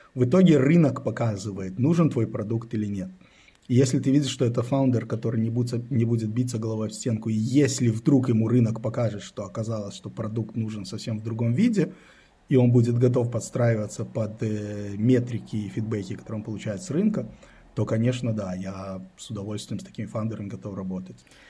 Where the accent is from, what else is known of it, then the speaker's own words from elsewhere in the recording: Israel; also born or lived in Belarus; now in Berlin, Germany; Я родился в э, Советском Союзе, в Белоруссии. Когда мне было 10 лет, мы эмигрировали в Израиль. Ну, то есть родители с семьей, с братом мы эмигрировали в Израиль. То есть вырос я в Израиле